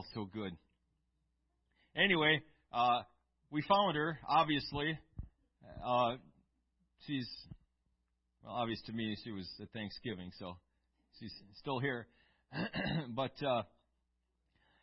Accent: Eau Claire, Wisconsin, United States; We grew up in Eau Claire

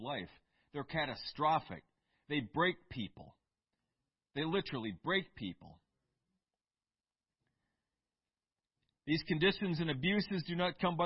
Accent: Eau Claire, Wisconsin, United States; I grew up in Eau Claire, Wisconsin

